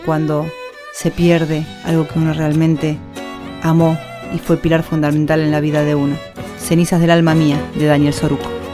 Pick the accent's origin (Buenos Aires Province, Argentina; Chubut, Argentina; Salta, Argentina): Buenos Aires Province, Argentina; San Andrés de Giles; cantante de San Andrés de Giles, provincia de Buenos Aires